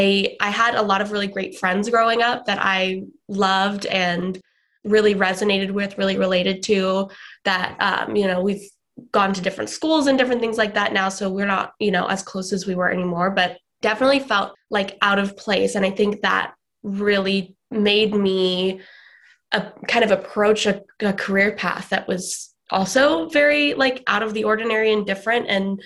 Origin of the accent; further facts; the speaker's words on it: Atlanta, Georgia, United States; born there; also born or lived in Sydney, Australia / New Zealand / California; I was born in Atlanta, Georgia. Then when I was 3, we moved to Sydney, Australia, which is where my parents are originally from.